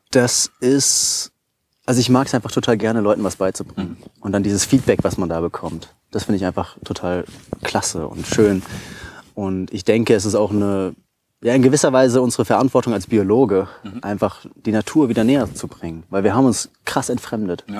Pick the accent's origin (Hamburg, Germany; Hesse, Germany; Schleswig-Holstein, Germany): Hesse, Germany; Taunus; moved away as an adult; also born or lived in Giessen / Vienna; ich bin aus dem Taunus, äh, bin ich dort aufgewachsen